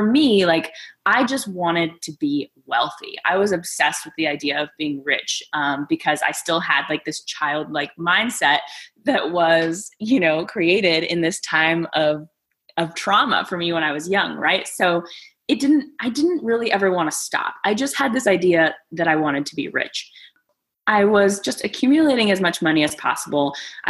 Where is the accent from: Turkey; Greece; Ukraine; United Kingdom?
Greece; born there; So I was born in Greece. It is like a full-on Mamma Mia story.